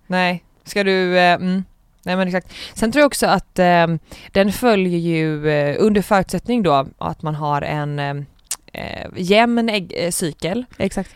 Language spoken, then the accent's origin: Swedish; Gothenburg, Västra Götaland, Sweden; är 22 år gammal från Göteborg